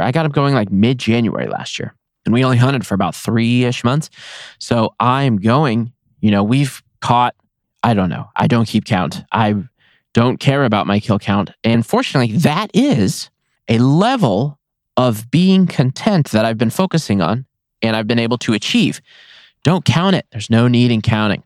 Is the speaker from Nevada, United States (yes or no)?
yes; Nevada, United States; I love my home state. I will be in Nevada in as long as I possibly can